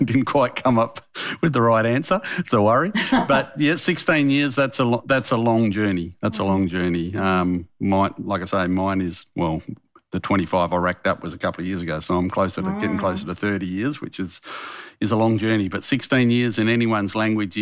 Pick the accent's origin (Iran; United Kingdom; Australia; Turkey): Australia; Western Australia; I'm from Western Australia